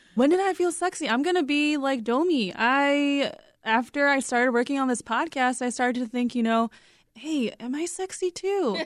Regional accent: United States; we are three Korean American women

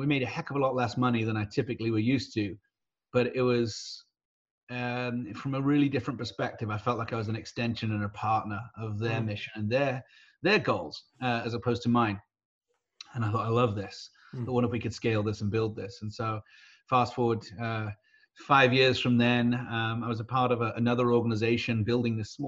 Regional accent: United Kingdom; moved away as an adult; also born or lived in Texas / Wisconsin; now in San Diego, United States; I'm British by birth, American by choice.

